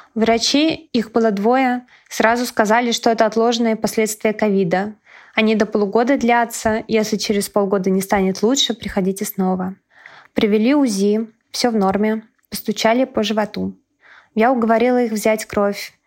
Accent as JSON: {"language": "Russian", "country": "Russia", "moved": "as an adult", "said": "вернуться домой, в Россию. Вся моя работа, вся моя жизнь, мои мама и сестра там"}